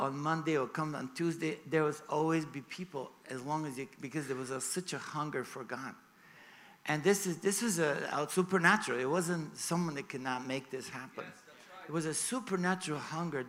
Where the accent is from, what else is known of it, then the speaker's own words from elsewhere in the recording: Sofia, Sofia City, Bulgaria; moved away as an adult; also born or lived in Hollywood; I was born in Bulgaria. I actually flew from Sofia, from my hometown, yesterday.